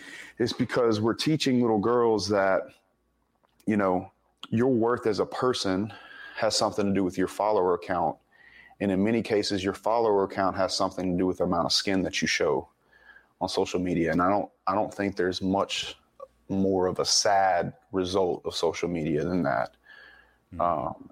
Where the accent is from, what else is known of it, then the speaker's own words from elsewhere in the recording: the South, United States; it was kind of a suppressive, place growing up in the South down here in the Bible Belt